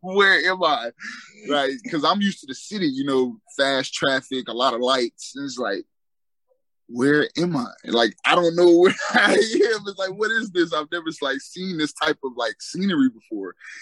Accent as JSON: {"language": "English", "town": "Fort Lauderdale", "region": "Florida", "country": "United States", "tie": "born or raised there", "also_born_or_lived": "West Palm Beach", "said": "I grew up in Fort Lauderdale"}